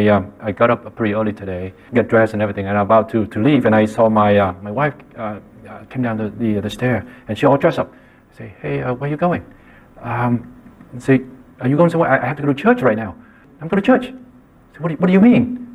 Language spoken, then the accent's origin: English; Vietnam; moved away; I grew up in Vietnam